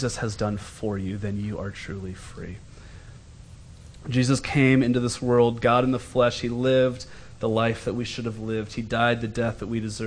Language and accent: English; United States; also born or lived in Scotland; I'm from America with money